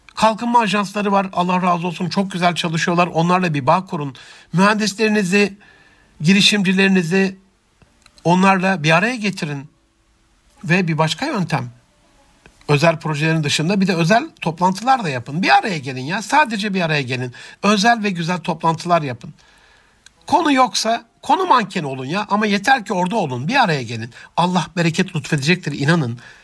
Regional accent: Antep, Gaziantep, Turkey; also born or lived in Rize (ancestry, Çayeli); Rize göçmeni Antepli bir kardeşinizin

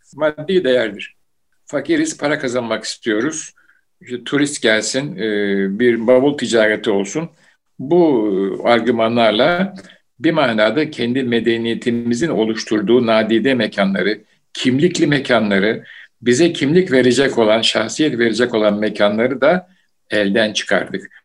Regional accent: Istanbul, Turkey; bu gök kubbemizin içinde büyüdüm. Yani işte Beyazıt, İstanbul

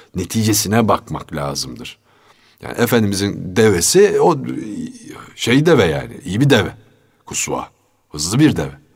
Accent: Istanbul, Turkey; also born or lived in Fatih, Istanbul; Fatih doğumluyum ama Zeynep Kamil'de sonra yani 3 4 yaşından sonra falan Zeynep Kamil'e taşınmışız. Kartal Baba Hazretleri'nin arka hmm. sokağına. Üsküdar malum camileri çok olan bir beldedir

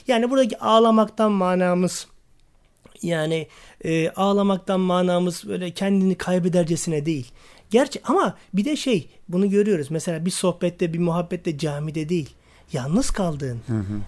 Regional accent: Istanbul, Turkey; also born or lived in Niksar, Tokat (ancestral); ben 1974 İstanbul doğumluyum. E, aslen Tokat Niksarlıyım. E, Başakşehir'de ikamet ediyorum.

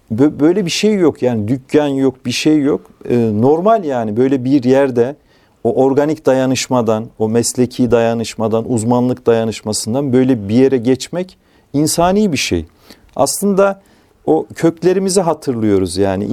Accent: Kayseri Province, Turkey; moved away; Kayseri'de doğduğum, çocukluğumun geçtiği köyde

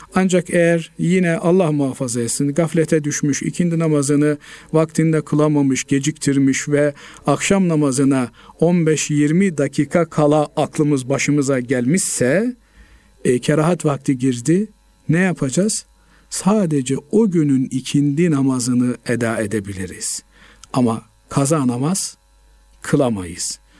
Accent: Black Sea Region, Turkey; bizim Karadeniz bölgesinde

